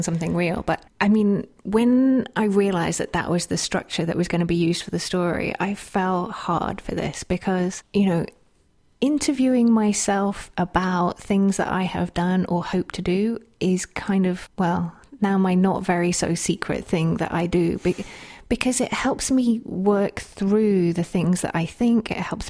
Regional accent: United Kingdom; Because I'm British.

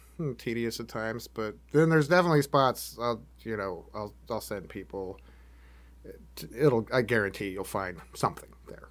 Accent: Washington, United States; now in Oregon, United States; I grew up in Washington

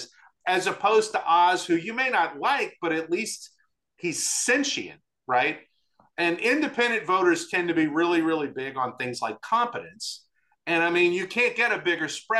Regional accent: Louisiana, United States; I'm from Louisiana.

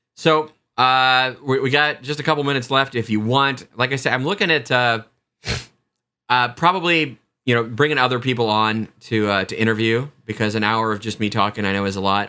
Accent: Lansing, Kansas, United States; Little Angel Falls in my hometown of Lansing

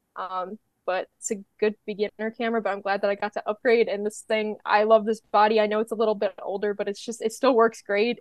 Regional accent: Midwest, United States; I'm from the Midwest.

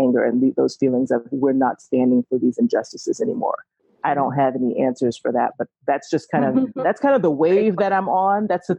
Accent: Atlanta, Georgia, United States; moved away; that's my hometown.

